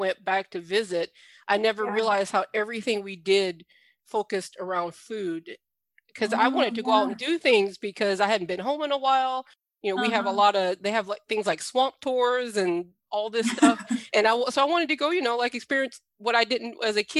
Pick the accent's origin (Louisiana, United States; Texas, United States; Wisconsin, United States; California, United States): Louisiana, United States; Southern; I'm from Southern Louisiana